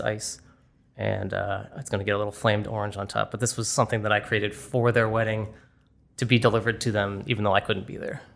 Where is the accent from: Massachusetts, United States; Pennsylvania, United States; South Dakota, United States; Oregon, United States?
Massachusetts, United States; Boston; my hometown of Boston